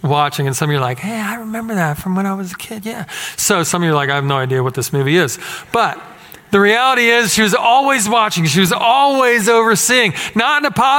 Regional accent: Philadelphia, Pennsylvania, United States; moved away as an adult; now in Texas, United States; growing up in Philadelphia. Coming here, same thing. Resident alien. And I've been here for 16 years in this town

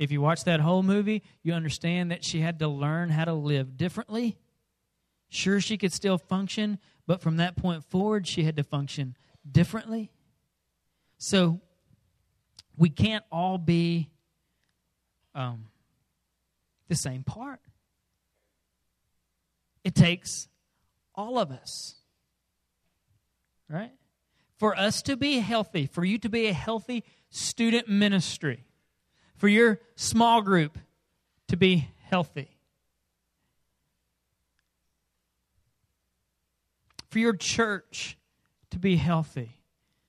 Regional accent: Arkansas, United States; we're rednecks from Arkansas.

